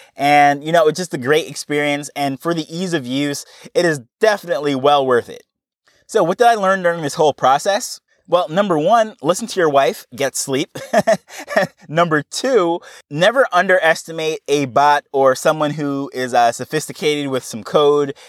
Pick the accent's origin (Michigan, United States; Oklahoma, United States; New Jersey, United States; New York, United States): New York, United States; moved away as an adult; now in Jamaica; I grew up in New York and I have, you know, I went through, actually kindergarten right through college